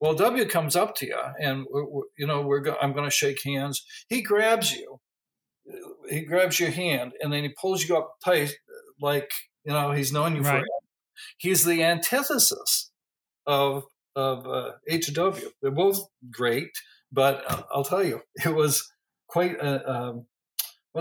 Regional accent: Wells, Maine, United States; I grew up in Wells and would go down to Walker's Point often

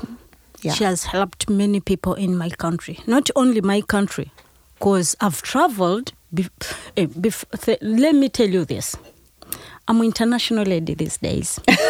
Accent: Uganda; I came from Uganda.

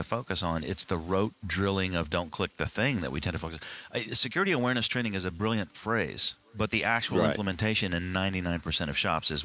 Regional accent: Houston, Texas, United States; also born or lived in Dallas, Texas; I grew up not only in Texas, but downtown Houston.

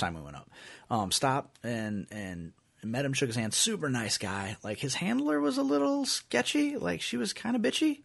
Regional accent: Iowa, United States; we're from Iowa

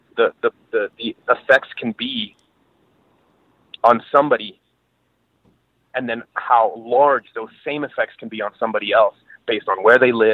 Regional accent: Venezuela; moved away; I'm from Venezuela

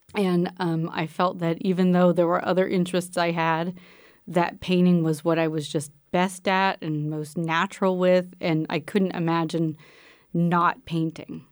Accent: Pennsylvania, United States; moved away; also born or lived in Texas; I grew up in Pennsylvania and I was in a rural area in Pennsylvania

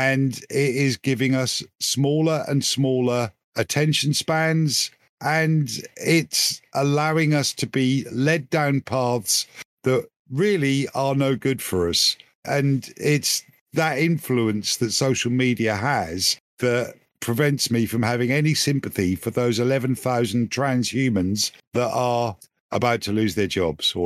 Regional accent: England, United Kingdom; I'm English

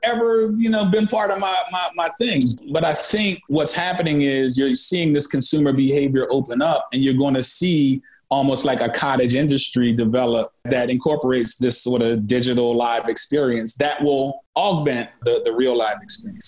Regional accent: Philadelphia, Pennsylvania, United States; I grew up in Philly

